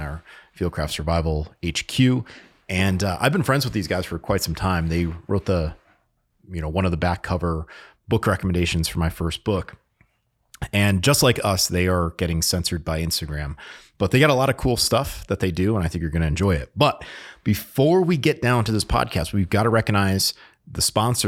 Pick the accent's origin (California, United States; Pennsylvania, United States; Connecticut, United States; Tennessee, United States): Connecticut, United States; moved away; I grew up in Connecticut